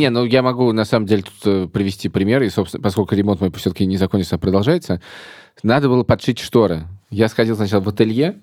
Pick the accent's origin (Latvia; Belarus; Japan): Latvia; Riga; now in Moscow, Russia; я из Риги